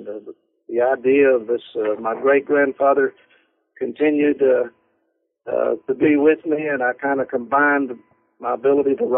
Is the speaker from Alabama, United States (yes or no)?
no; Lynchburg, Virginia, United States; also born or lived in North Carolina; When I was in first grade, our family moved to Lynchburg, Virginia